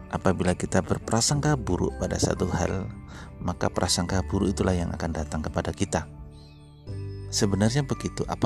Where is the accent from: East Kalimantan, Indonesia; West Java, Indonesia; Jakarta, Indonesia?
East Kalimantan, Indonesia; Samarinda; Saya dari Samarinda